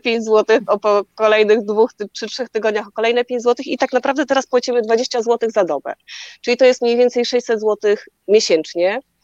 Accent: Poland; skąd jesteśmy, z Polski

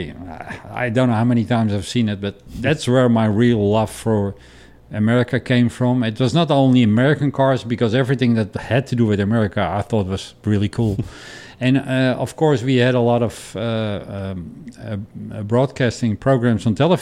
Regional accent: Amsterdam, North Holland, Netherlands; moved away; I'm born and raised in Amsterdam

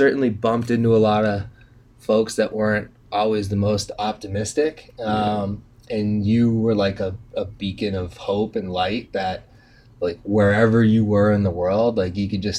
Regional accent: Methuen, Massachusetts, United States; Like, as long as I've growing up in Methuen, I think you spent time in sort of Drake at Lawrence.

